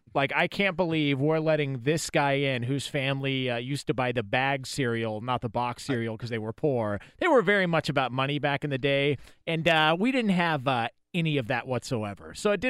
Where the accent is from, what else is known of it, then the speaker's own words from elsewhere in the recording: Thousand Oaks, California, United States; I'm from Thousand Oaks.